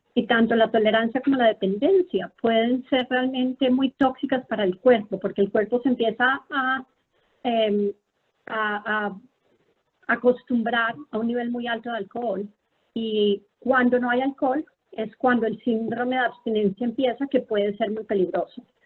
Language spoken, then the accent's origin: Spanish; Colombia; moved away as an adult; also born or lived in Philadelphia, United States / Texas, United States / Bethesda, United States; now in United States; yo soy una médica colombiana